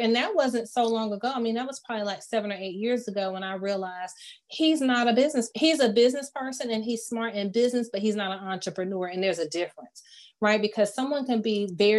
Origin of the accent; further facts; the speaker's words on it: Fayetteville, United States; I'm from Fayetteville